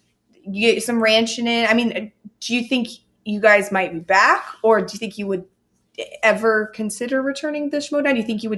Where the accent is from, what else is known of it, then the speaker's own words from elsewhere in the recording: Oregon, United States; We're from Oregon